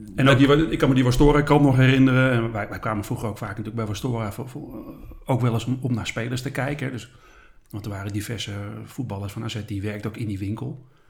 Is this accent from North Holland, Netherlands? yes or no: yes; Schagen, North Holland, Netherlands; also born or lived in Haarlem; Ik ben opgegroeid in Schagen